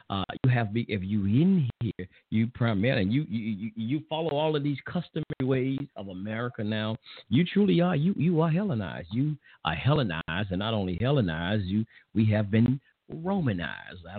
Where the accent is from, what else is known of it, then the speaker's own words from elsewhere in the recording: England, United Kingdom; I'm an Englishman